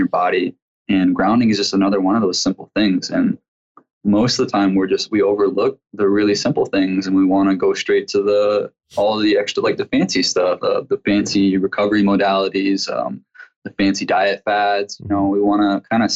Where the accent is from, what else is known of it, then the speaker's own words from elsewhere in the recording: Midwest, United States; I come from a tribe here in the Midwest